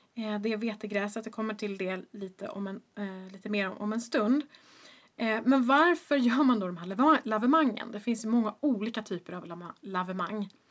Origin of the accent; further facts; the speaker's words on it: Stockholm, Stockholm County, Sweden; also born or lived in Boston, United States; jag är ju uppvuxen i Stockholm